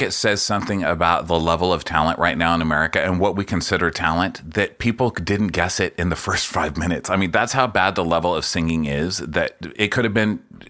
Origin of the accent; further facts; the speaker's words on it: Texas, United States; I'm a Texan, so I'm taking stabs.